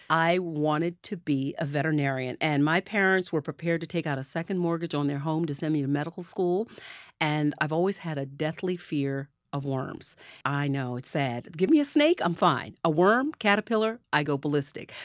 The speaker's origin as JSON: {"language": "English", "town": "Neptune", "region": "New Jersey", "country": "United States", "tie": "born or raised there", "said": "the town that I grew up in on the Jersey Shore, which is Neptune"}